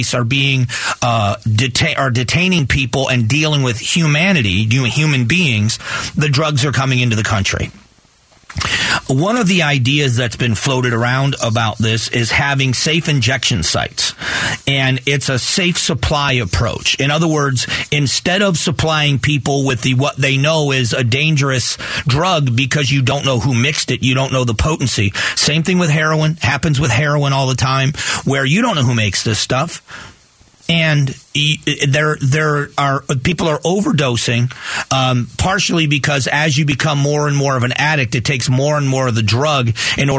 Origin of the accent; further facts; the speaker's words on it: Gulf of Mexico, Gulf Coast, United States; I grew up on the Gulf of Mexico